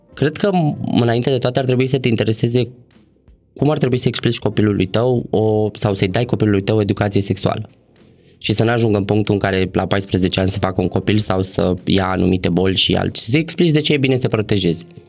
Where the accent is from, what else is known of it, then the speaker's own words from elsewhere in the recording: Bucharest, Romania; m-am născut și crescut în București